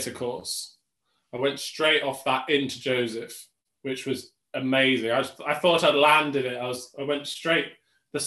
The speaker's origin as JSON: {"language": "English", "town": "Tunbridge Wells", "region": "South East England", "country": "United Kingdom", "tie": "born or raised there", "also_born_or_lived": "Manchester / London", "moved": "yes", "lives_now": "Macclesfield, United Kingdom", "said": "my hometown because I grew up in Tunbridge Wells in Kent"}